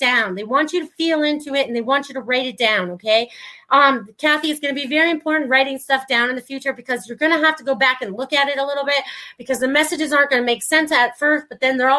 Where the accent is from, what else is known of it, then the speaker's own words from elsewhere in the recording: New York, United States; accent: New Yorker; my New Yorker accent